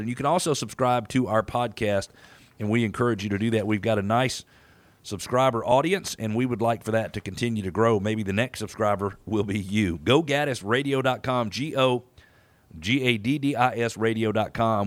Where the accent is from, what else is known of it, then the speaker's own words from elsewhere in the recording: Atlanta, Georgia, United States; as I grew up here in Atlanta